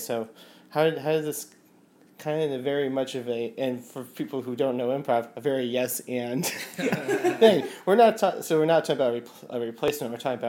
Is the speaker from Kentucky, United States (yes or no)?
no; Connecticut, United States; When I was growing up in Connecticut, I don't think I touched karaoke.